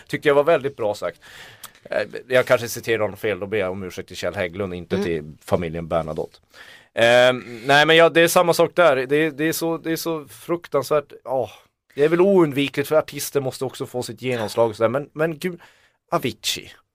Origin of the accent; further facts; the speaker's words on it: Kiruna, Norrbotten County, Sweden; Jag kommer från Kiruna